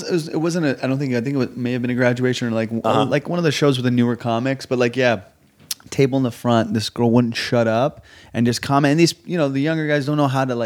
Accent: Southern California, United States; also born or lived in Iran; in Iran and grew up in Southern California.

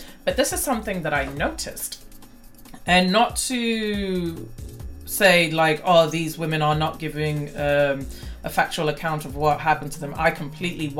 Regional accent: Nigeria; my home country of Nigeria

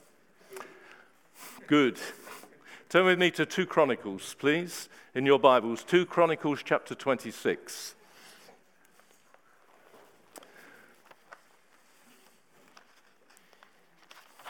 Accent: Horley, South East England, United Kingdom; moved away as an adult; also born or lived in Hastings / Bristol / Heathfield; I grew up in Hawley.

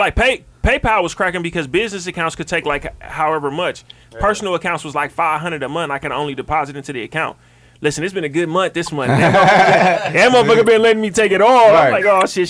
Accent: Milwaukee, Wisconsin, United States; I'm from Milwaukee, but I'm up here.

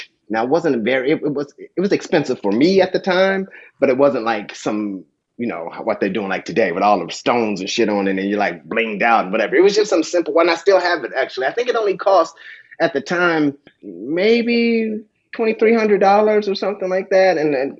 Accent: Dayton, Ohio, United States; I grew up in Dayton, Ohio. I'm the oldest of five children

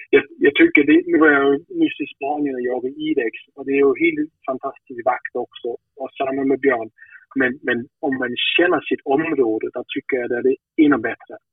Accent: Denmark; hemma i Danmark

